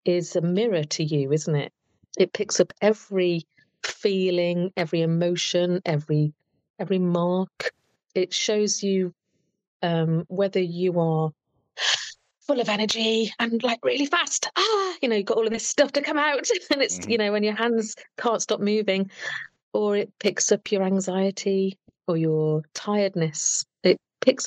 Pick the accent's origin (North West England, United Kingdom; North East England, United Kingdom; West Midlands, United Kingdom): West Midlands, United Kingdom; Telford; Always lived in Telford in UK